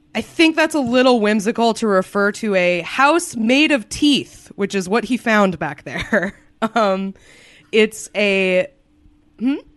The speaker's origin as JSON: {"language": "English", "region": "New England", "country": "United States", "tie": "born or raised there", "said": "I grew up in New England"}